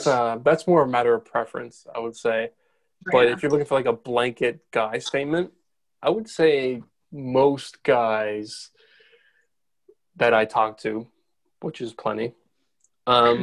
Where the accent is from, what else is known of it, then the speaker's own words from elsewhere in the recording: Canada; I was from Canada.